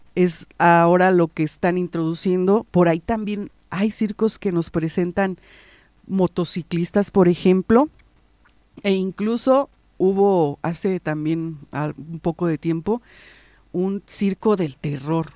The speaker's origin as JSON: {"language": "Spanish", "region": "Guanajuato", "country": "Mexico", "said": "la cultura de nuestro estado de Guanajuato"}